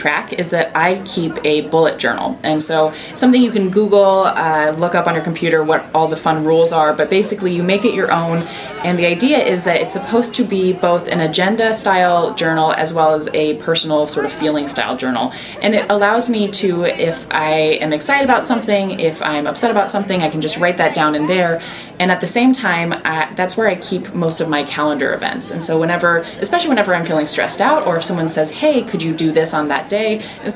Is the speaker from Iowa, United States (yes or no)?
yes; Iowa, United States; So I grew up in Iowa